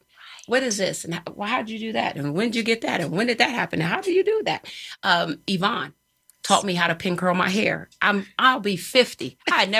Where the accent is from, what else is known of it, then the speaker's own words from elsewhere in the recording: Philadelphia, Pennsylvania, United States; I'm not from here. I didn't just come from down the block. I'm here from Philly